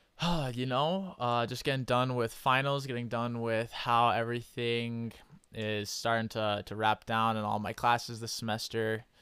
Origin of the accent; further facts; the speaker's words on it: Idaho, United States; I'm from Idaho